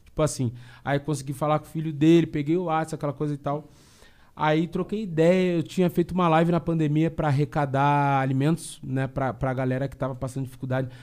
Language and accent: Portuguese; Rio Grande do Sul, Brazil; eu sou gaúcho